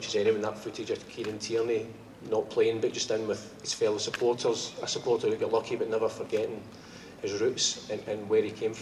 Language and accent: English; Glasgow, Scotland, United Kingdom; as young people growing up in Glasgow